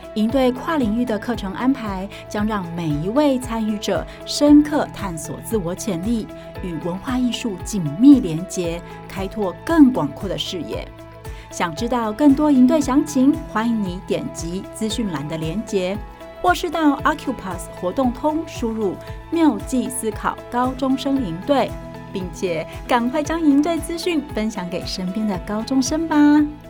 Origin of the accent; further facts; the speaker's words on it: Taiwan; 那身为台湾人的我